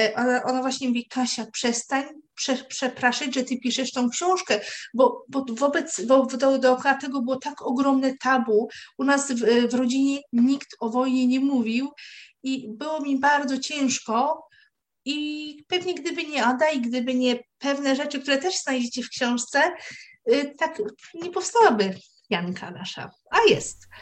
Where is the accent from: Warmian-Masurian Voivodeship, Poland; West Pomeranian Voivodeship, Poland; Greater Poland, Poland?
West Pomeranian Voivodeship, Poland; near Koszalin; ja wychowałam się nad, na, nad morzem, e, pod Koszalinem